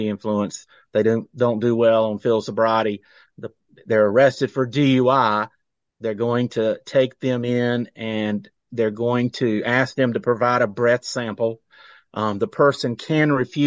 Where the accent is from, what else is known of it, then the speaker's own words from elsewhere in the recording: Rock Hill, South Carolina, United States; I grew up in South Carolina, Rock Hill specifically